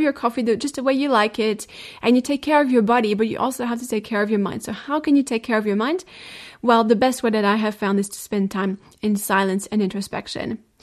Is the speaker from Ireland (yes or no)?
no; France; moved away; my home country, France.